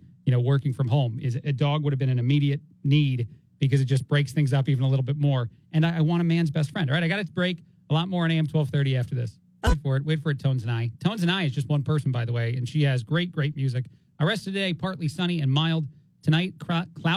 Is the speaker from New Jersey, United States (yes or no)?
yes; New Jersey, United States; accent: New Yorker; now in Bloomington, United States; as a guy that grew up in Jersey